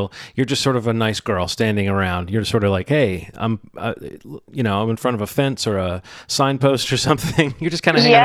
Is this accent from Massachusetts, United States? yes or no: no; Alabama, United States; When I was a kid, I used to hear things like that so often growing up in Alabama